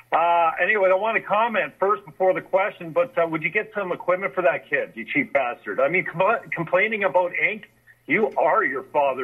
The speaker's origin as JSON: {"language": "English", "country": "Canada", "also_born_or_lived": "St. Catharines, Ontario", "said": "I am Canadian, called from St. Catharines, south side of... Lake Ontario, across the lake from Toronto, near Niagara Falls."}